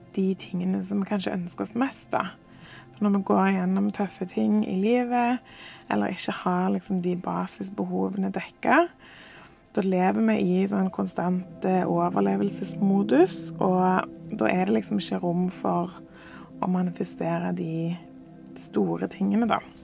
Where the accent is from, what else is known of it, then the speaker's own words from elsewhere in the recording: Norway; moved away as an adult; jeg tilbake til Norge og til hjembyen min